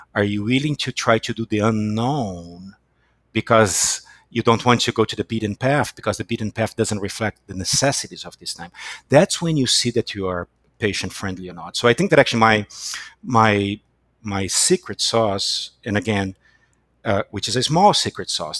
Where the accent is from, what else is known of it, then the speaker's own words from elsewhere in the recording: Brazil; moved away as an adult; now in United States; I was born in Brazil and I came to the United States in 2001